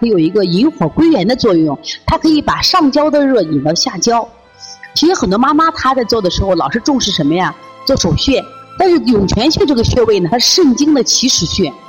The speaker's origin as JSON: {"language": "Chinese", "region": "Shaanxi", "country": "China", "said": "你像我们陕西人这样吃行不行？不行。那么，让广东人喝这个加多宝没问题，像我们这个北方人就不要喝了。"}